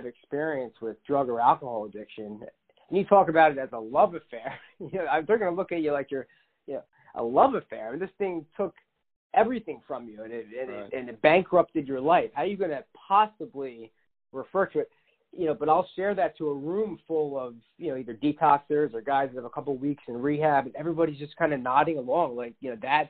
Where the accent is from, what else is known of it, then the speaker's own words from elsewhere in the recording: Philadelphia suburbs, Pennsylvania, United States; I grew up in the Philadelphia suburbs